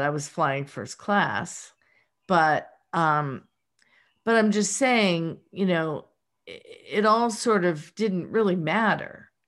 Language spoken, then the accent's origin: English; Pittsburgh, Pennsylvania, United States; accent: Pittsburgh; my Pittsburgh accent